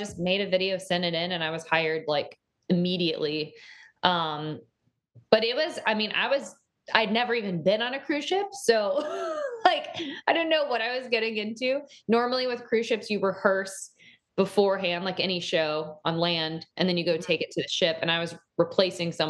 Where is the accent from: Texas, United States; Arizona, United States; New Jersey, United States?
Texas, United States; Dallas; moved away; I grew up in Dallas, in Texas